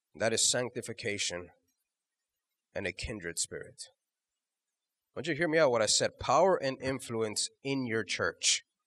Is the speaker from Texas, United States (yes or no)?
yes; Houston, Texas, United States; we're from Houston